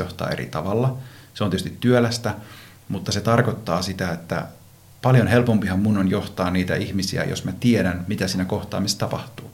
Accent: Iisalmi, North Savo, Finland; moved away as an adult; also born or lived in Vaasa; now in Helsinki metropolitan area, Finland; Vaasassa synnyin ja tuolla Savossa Iisalmessa nuoruuteni elin

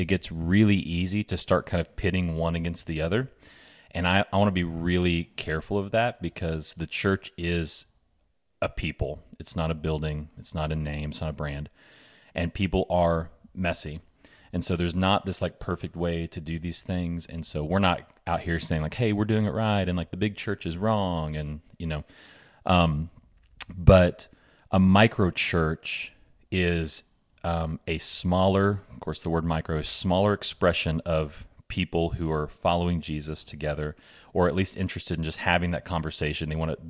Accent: Bentonville, Arkansas, United States; I was raised in Bentonville. Been here my whole life since kindergarten. Graduated here, left for school for a few years, came back here

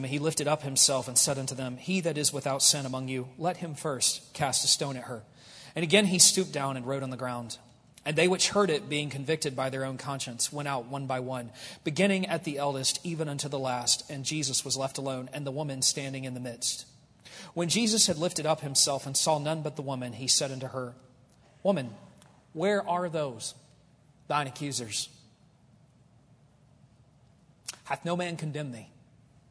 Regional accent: United States; I'm an American

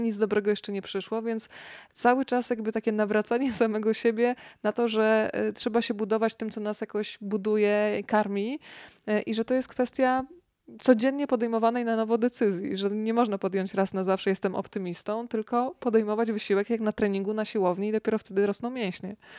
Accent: Rzeszów, Subcarpathian Voivodeship, Poland; now in Warsaw, Poland; przyjechałam z Rzeszowa do Warszawy

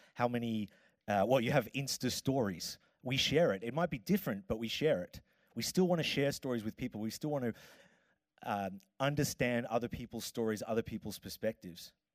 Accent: Melbourne, Victoria, Australia; accent: Australian; now in Copenhagen, Denmark; I am from Australia, uh, hence the accent, and I am from uh, Melbourne

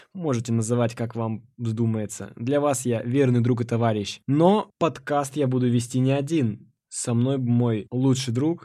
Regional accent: Nakhodka, Primorsky Krai, Russia; moved away as an adult; now in Saint Petersburg, Russia; Я родом из Города находка. Очень красивый город, э, у моря

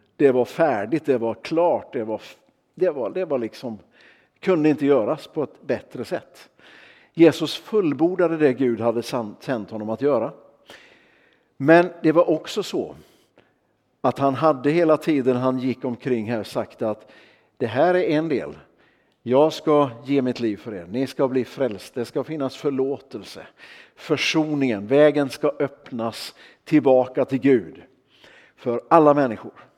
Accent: Örnsköldsvik, Västernorrland County, Sweden; jag kommer ifrån Örnsköldsvik

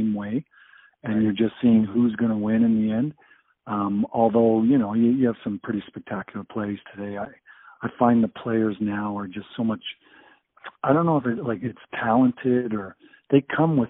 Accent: Brampton, Ontario, Canada; I was from Brampton.

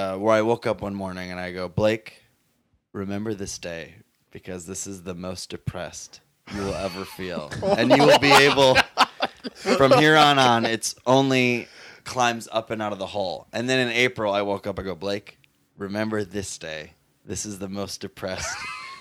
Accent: Minnesota, United States; moved away as an adult; now in Los Angeles, United States; I came from Minnesota

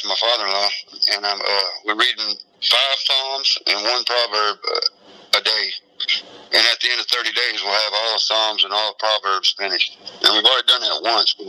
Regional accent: Texas, United States; also born or lived in Wichita, Kansas / Kentucky / Ohio / Indiana; now in Pennsylvania, United States; I was born and raised in Texas

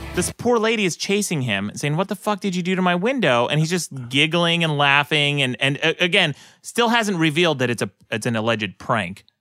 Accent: Utah, United States; moved away; also born or lived in Los Angeles; people I grew up with in Utah

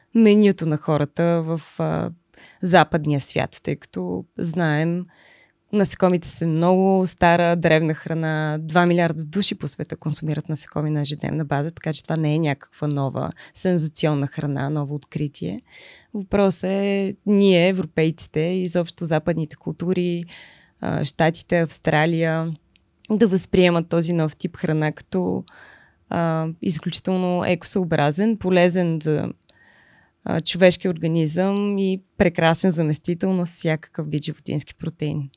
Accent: Lyubimets, Haskovo Province, Bulgaria; moved away; аз съм от Любимец. Това е един много малък град

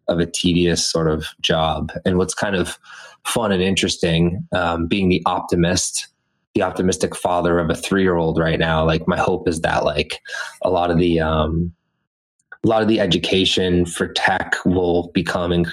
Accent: Methuen, Massachusetts, United States; also born or lived in Los Angeles; my hometown now, Methuen

